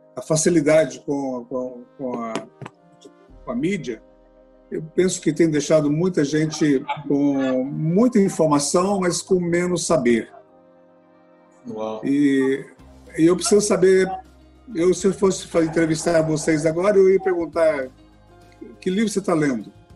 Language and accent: Portuguese; Goiás, Brazil; moved away as an adult; also born or lived in Anápolis / Brasília; now in Rio de Janeiro, Brazil; Nós estávamos em Anápolis, fomos a Brasília, de repente estivemos parar no Rio de Janeiro, como goianos